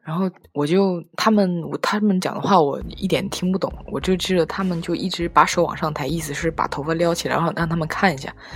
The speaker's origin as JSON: {"language": "Chinese", "country": "China", "said": "当时那个环境是我们都是中国人"}